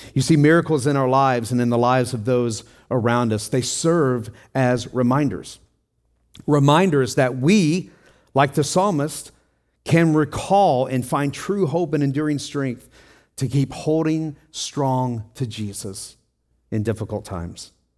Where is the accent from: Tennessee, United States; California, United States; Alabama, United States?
Tennessee, United States; I grew up in Tennessee